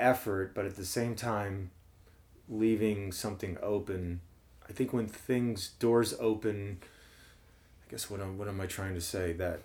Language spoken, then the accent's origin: English; New Jersey, United States; moved away as an adult; also born or lived in Jefferson City, Missouri; now in St. Louis, United States; Mostly in New Jersey, but I lived in Missouri till eight years old.